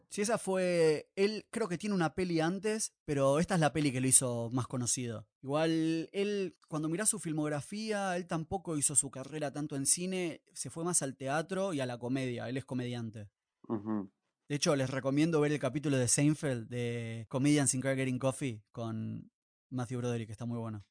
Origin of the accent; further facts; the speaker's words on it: Buenos Aires, Argentina; nosotros como ciudadanos de Buenos Aires o porteños